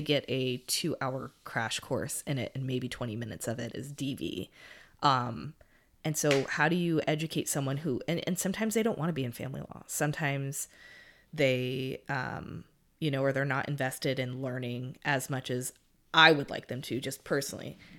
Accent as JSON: {"language": "English", "region": "California", "country": "United States", "said": "I'm from California and we use guys to describe even a tree"}